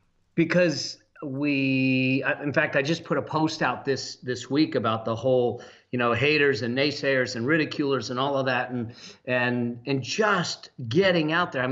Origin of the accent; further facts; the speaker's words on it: Los Angeles, California, United States; now in Laguna Beach, United States; I actually was born and raised here in the San Fernando Valley, and my mom still lives in the same house I was raised in.